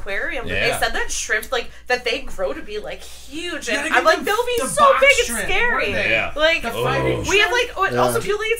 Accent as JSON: {"language": "English", "town": "Detroit", "region": "Michigan", "country": "United States", "tie": "born or raised there", "moved": "yes", "said": "growing up in Detroit"}